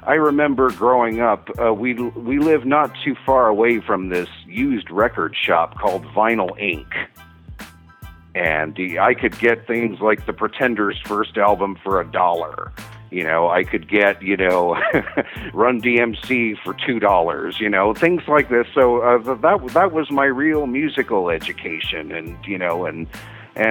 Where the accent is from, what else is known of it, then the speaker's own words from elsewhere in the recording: Washington, District of Columbia, United States; moved away as an adult; also born or lived in Los Angeles, United States; now in Albuquerque, United States; I actually come from a big city, actually. Okay. I was born in Washington, D.C.